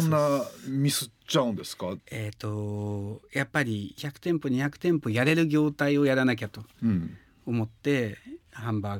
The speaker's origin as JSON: {"language": "Japanese", "town": "Kanazawa", "region": "Ishikawa", "country": "Japan", "tie": "born or raised there", "also_born_or_lived": "France", "moved": "yes", "said": "金沢って創業は地元石川県金沢市でやりましたね"}